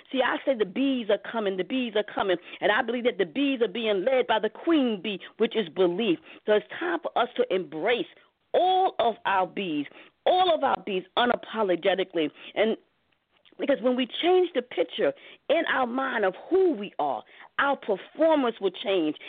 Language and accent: English; New York City, New York, United States; I grew up in Harlem, in Harlem, New York City.